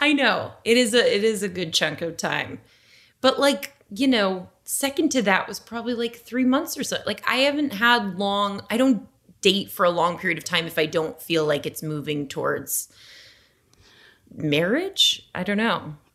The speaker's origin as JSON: {"language": "English", "town": "Las Vegas", "region": "Nevada", "country": "United States", "moved": "yes", "said": "I'm from Las Vegas"}